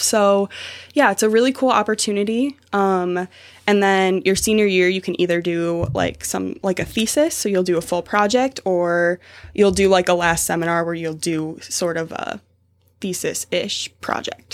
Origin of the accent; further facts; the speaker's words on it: Savage, Minnesota, United States; moved away as an adult; I'm from Minnesota